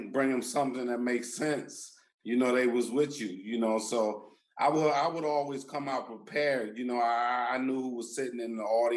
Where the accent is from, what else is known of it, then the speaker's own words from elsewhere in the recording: Landover, Maryland, United States; my hometown, you know, in Maryland, Landover, Maryland